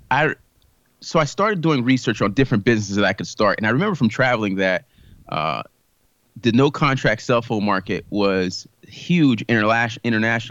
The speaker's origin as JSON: {"language": "English", "region": "South Florida", "country": "United States", "tie": "born or raised there", "said": "I grew up in South Florida. I am the son of Haitian immigrants who moved here for a better life"}